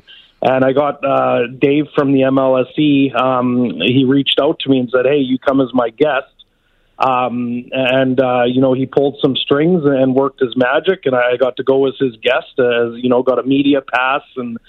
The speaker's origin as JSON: {"language": "English", "area": "just outside of Calgary", "region": "Alberta", "country": "Canada", "tie": "born or raised there", "also_born_or_lived": "Redcliff, Alberta", "said": "born just outside of Calgary, and I live in Red Cliff, Alberta, a small town out there."}